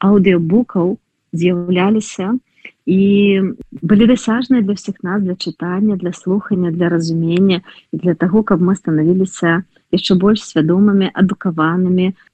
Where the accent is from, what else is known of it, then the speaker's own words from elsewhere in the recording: Belarus; пачуццё нацыянальнага гонару гонару за тое, што мы беларусамі і жаданне быць і дзейнічаць як беларусы